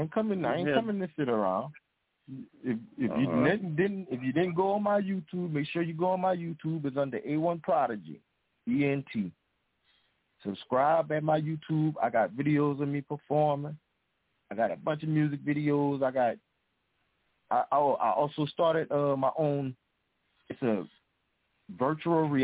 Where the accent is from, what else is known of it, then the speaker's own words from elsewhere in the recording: Augusta, Georgia, United States; I'm from Augusta, Georgia